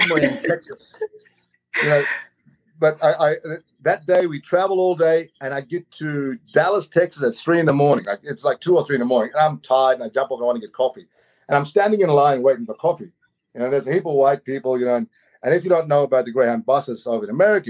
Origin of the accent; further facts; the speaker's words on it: Australia; I'm native. I'm Aboriginal from Australia.